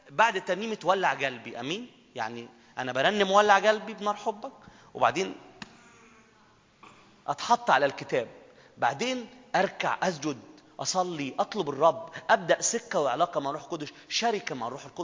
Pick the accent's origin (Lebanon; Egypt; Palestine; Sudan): Egypt; Minya, Minya Governorate; انا جاي بدري وبعدين انا من المنيا جايه من المنيا